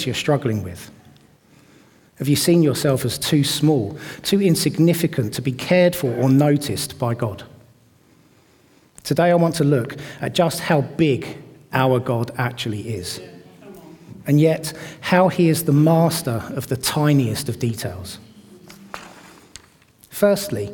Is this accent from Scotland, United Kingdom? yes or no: no; Watford, East of England, United Kingdom; moved away as an adult; now in Bedford, United Kingdom; I grew up in Watford, and we moved to Bedford at the end of 2021